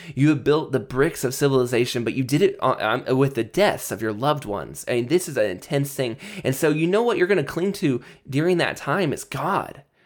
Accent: United States; I'm from America. If you're an American like me

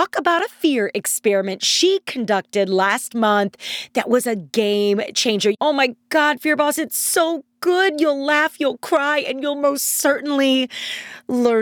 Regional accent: St. Louis, Missouri, United States; I'm from St. Louis

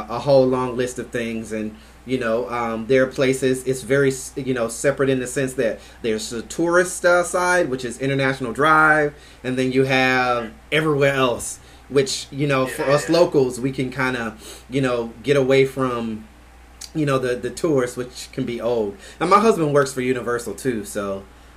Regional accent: Albany, Georgia, United States; also born or lived in California / Tennessee / Jacksonville, Florida / Orlando, Florida; now in Ocoee, United States; I'm from Georgia, originally, Albany, Georgia, originally

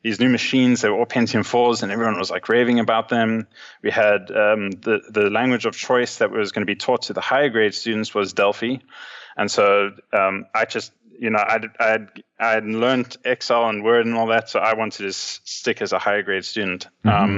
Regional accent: South Africa; also born or lived in Johannesburg, South Africa; now in Cape Town, South Africa; growing up in South Africa, we always were at one stage a few years behind everyone else.

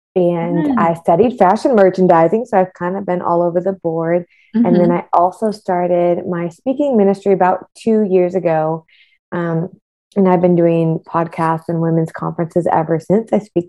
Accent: West Bloomfield, Michigan, United States; now in Miami, United States; I'm originally from West Bloomfield, Michigan, but currently reside in sunny Miami, Florida. I've lived all over the world.

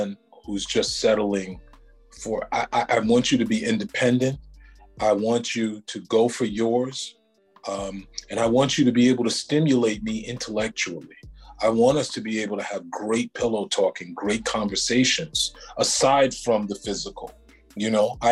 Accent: New York City, New York, United States; I grew up on First Avenue, 109th Street

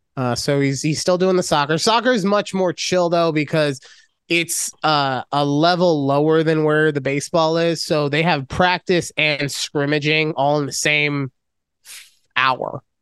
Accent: Las Vegas, Nevada, United States; I am from Vegas. I am a. Uh, I've been here since second grade.

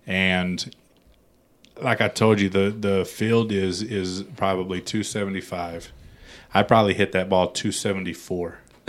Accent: San Antonio, Texas, United States; also born or lived in Los Angeles; I'm from Texas. Mm-hmm. I'm from San Antonio.

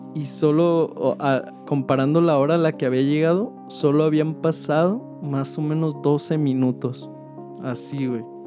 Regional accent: Guadalajara, Jalisco, Mexico; acá de, donde somos, de Guadalajara

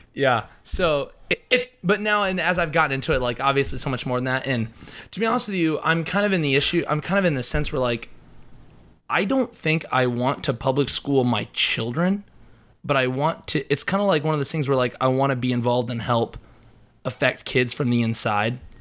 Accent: Emmetsburg, Iowa, United States; I am from Emmitsburg, Iowa, which is up, like, in rural northwest Iowa

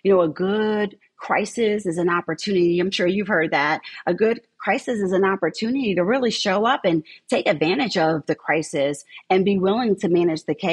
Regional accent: Southern New Jersey, United States; moved away as an adult; now in St. Petersburg, United States; I grew up in Southern New Jersey

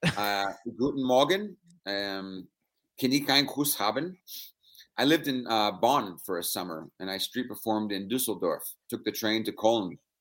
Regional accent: San Francisco, California, United States; I'm born and raised in San Francisco. I'm West Coast kid my whole life

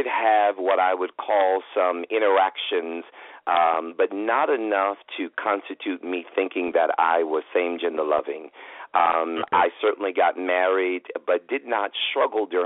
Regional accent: New York City, New York, United States; starting in New York City, you know, and growing up in New York

